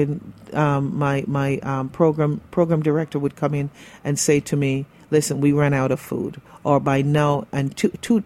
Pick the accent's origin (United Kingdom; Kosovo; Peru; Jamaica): Jamaica; moved away as an adult; also born or lived in Brooklyn, New York; now in New York, United States; I was born and raised in Jamaica